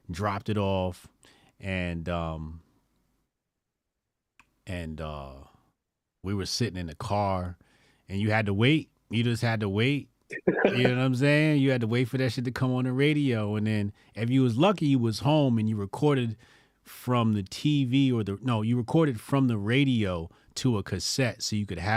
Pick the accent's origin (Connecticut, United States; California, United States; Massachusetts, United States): California, United States; I'm from California